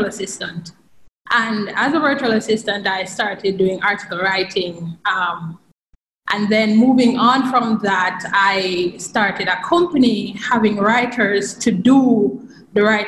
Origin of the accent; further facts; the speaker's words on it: Jamaica; I'm from Jamaica